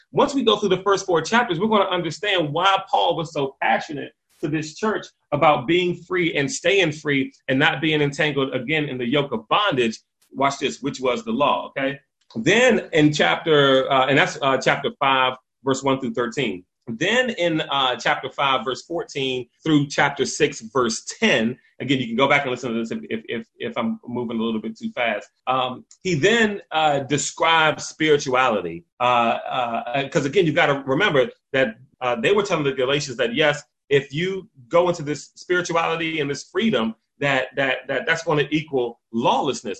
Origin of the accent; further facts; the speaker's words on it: Washington, District of Columbia, United States; I grew up in Northeast DC